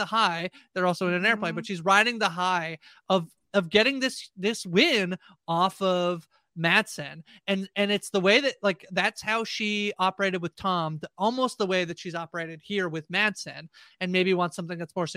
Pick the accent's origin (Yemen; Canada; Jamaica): Canada; I'm Canadian